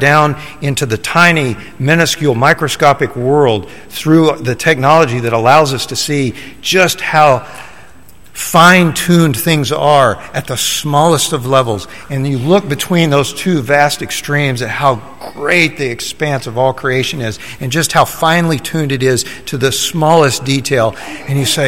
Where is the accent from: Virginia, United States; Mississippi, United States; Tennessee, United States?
Tennessee, United States; Middle; I grew up in Middle Tennessee